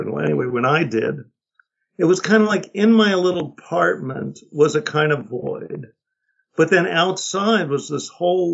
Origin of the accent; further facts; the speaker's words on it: New York City, New York, United States; now in Woodstock, United States; I grew up in Manhattan in a housing project